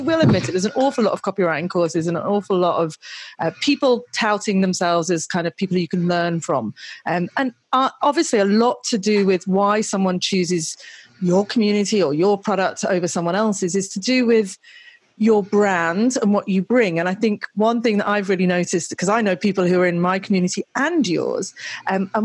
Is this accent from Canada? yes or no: no; United Kingdom; now in Australia; I'm British living in Australia